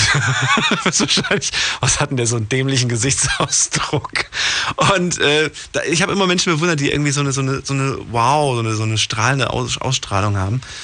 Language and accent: German; Ludwigshafen, Rhineland-Palatinate, Germany; Bin ja auch aus Ludwigshafen